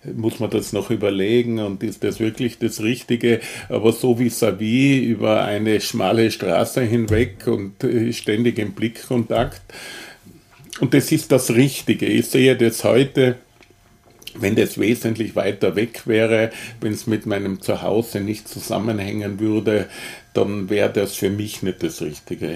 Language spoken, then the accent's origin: German; Tyrol, Austria; moved away as an adult; now in Vienna, Austria; ich bin ja Tiroler